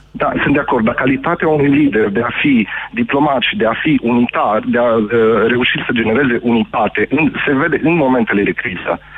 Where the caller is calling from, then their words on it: Cluj-Napoca, Cluj County, Romania; sunt din Cluj și am fost un susținător al președintelui Iohannis.